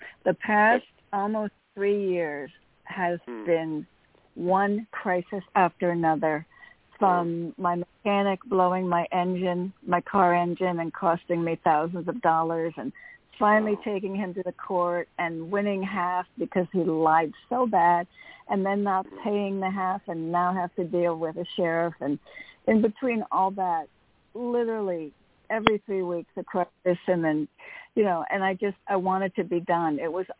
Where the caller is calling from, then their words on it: Connecticut, United States; from Connecticut.